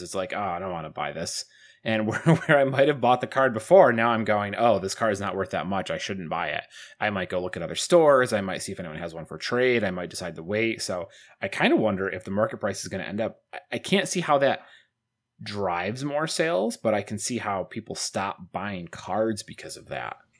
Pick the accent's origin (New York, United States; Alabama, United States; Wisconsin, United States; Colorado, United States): New York, United States; Syracuse; moved away; I'm from Syracuse